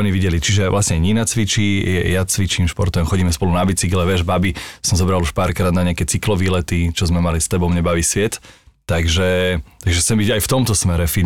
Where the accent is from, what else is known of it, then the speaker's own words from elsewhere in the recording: Handlová, Trenčín Region, Slovakia; U nás v Handlovej to je prosto basketbalové mesto